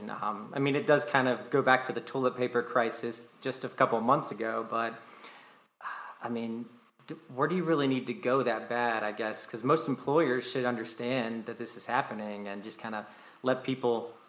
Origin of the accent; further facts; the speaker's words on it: North Carolina, United States; now in Nevada, United States; I am in Nevada, but I'm from North Carolina